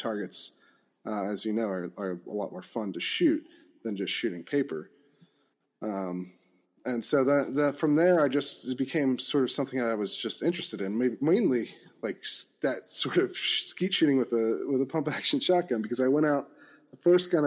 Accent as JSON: {"language": "English", "area": "Chester County", "region": "Pennsylvania", "country": "United States", "tie": "born or raised there", "also_born_or_lived": "Washington, D.C.", "moved": "as an adult", "said": "I grew up in Pennsylvania, Chester County"}